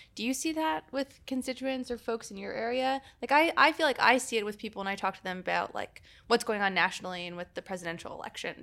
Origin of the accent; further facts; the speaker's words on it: Illinois, United States; I'm from Ili-, Illinois